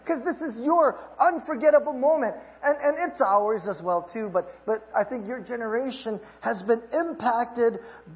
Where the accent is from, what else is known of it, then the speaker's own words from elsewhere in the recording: Hawaii, United States; moved away; I'm from Hawaii